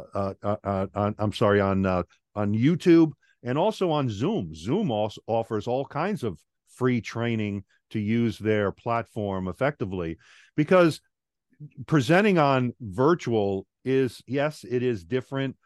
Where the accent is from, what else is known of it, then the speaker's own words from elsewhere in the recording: Long Island, New York, United States; moved away as an adult; also born or lived in Guam; now in Atlanta, United States; I'm originally from Long Island, New York. After high school, I joined the Air Force